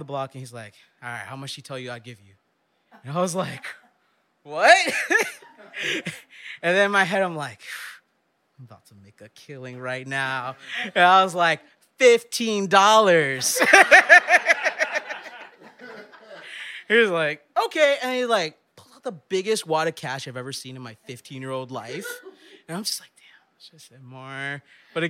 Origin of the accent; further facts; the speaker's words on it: New York City, New York, United States; I went to New York City public schools my whole life, and I grew up in Midwood.